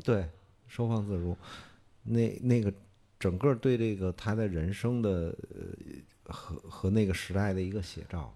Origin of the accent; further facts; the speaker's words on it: Beijing, China; 我小时候我们家住广和剧场边儿上